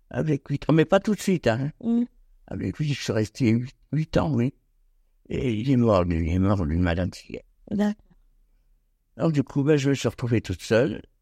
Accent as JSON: {"language": "French", "area": "a small village near Clermont, Oise", "region": "Hauts-de-France", "country": "France", "tie": "born or raised there", "moved": "as an adult", "lives_now": "Nogent-sur-Oise, France", "said": "C'était pas une ville, c'était un petit, un petit village Je suis né là-bas, moi d'ailleurs."}